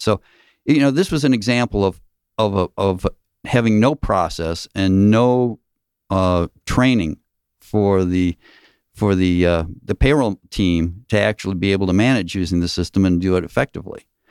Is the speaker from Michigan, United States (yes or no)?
yes; Michigan, United States; now in Gwinnett County, United States; I'm originally from Michigan